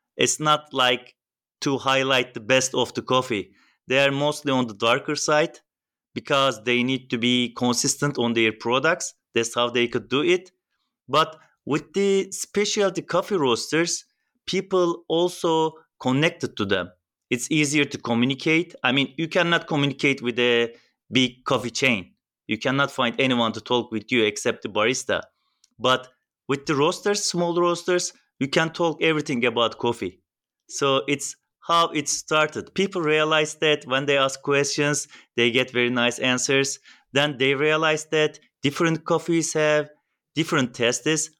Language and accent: English; Turkey; I'm from Turkey